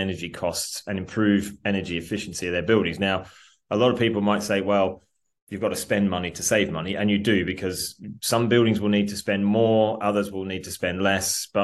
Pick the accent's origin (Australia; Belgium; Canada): Australia; now in England; I'm an Australian who lives in England but works in America as well